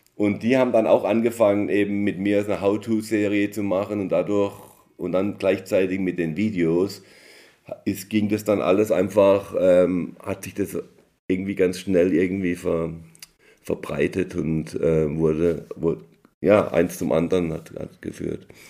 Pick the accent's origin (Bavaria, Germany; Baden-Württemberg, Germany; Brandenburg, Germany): Baden-Württemberg, Germany; Emmendingen near Freiburg; moved away as an adult; now in United States; Ich bin ja in Deutschland aufgewachsen, in Emding bei Freiburg